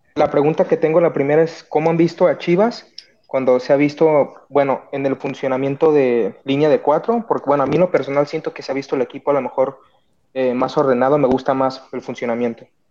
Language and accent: Spanish; Guadalajara, Jalisco, Mexico; de Guadalajara